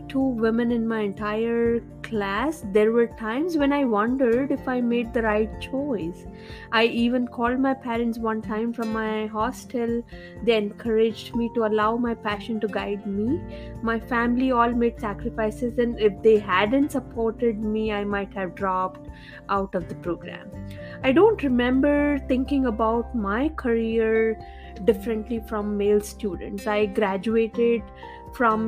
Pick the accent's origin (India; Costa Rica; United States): India; I grew up in India in a small town without much access to technology.